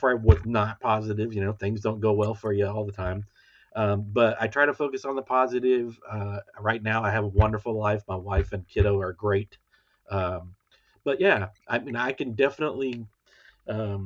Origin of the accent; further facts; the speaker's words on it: Temple, Texas, United States; moved away as an adult; also born or lived in College Station, Texas / Dallas area, Texas; now in Dallas, United States; I'm originally from Temple, Texas, which is basically, you know, my podcast kind of surrounds about. You know, I lived there my whole life from day one until I was about 20 years old